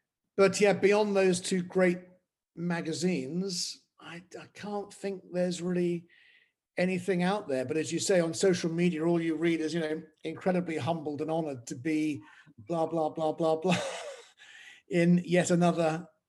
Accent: United Kingdom; now in France; And yet it's only, you know, as a Brit, 26 miles from Dover, but everything about it is completely different.

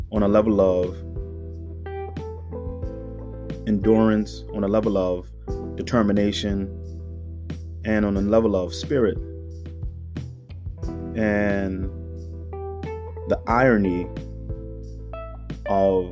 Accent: United States; as an African-American man growing up in America, you know, in the inner city

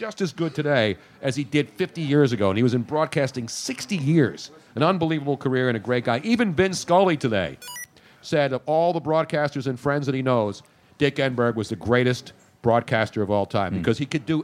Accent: Philadelphia, Pennsylvania, United States; When I grew up in the city

